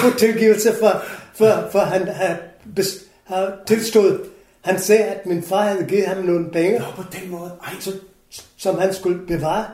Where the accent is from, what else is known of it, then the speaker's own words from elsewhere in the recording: Kolkata, West Bengal, India; Danish is a second language; moved away as an adult; also born or lived in Goa, India / England; now in Denmark; jeg kommer fra Calcutta